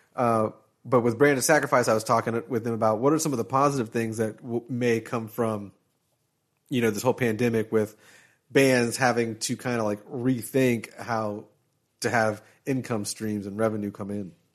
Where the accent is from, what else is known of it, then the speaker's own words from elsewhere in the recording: Florida, United States; I was from Florida